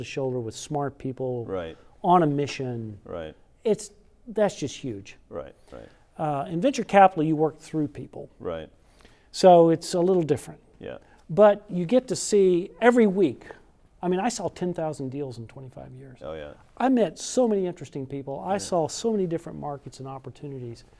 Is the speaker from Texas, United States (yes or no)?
yes; Fort Worth, Texas, United States; moved away; also born or lived in Silicon Valley; I grew up in Fort Worth